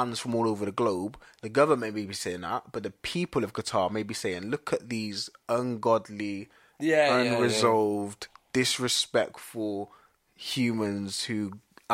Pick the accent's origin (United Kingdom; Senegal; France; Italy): United Kingdom; England; we have as English people or Western people